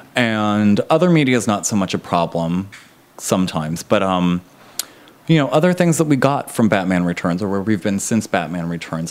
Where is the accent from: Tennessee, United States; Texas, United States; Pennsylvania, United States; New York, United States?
Pennsylvania, United States; Pittsburgh; moved away; I'm from Pittsburgh originally